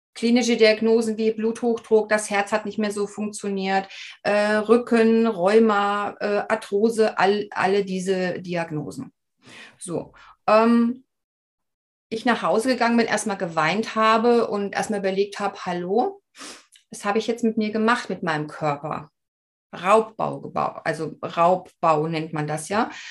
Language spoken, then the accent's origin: German; Black Forest, Baden-Württemberg, Germany; ich wurde praktisch hier im Schwarzwald geboren